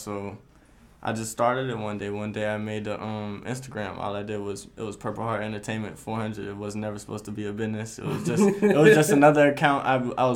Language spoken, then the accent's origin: English; Florida, United States; Growing up in Florida